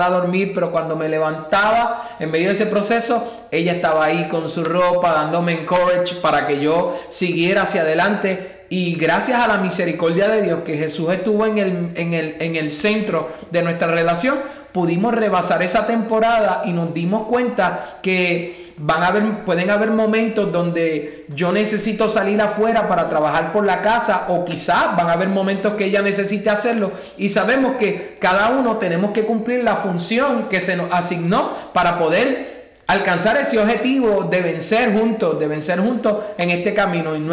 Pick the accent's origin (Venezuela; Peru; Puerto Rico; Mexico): Puerto Rico; moved away as an adult; venimos de Puerto Rico y yo estaba acostumbrado a trabajar normalmente como normalmente se trabaja, desde las 8 hasta las 3 de la tarde y llegar aquí y al no tener el idioma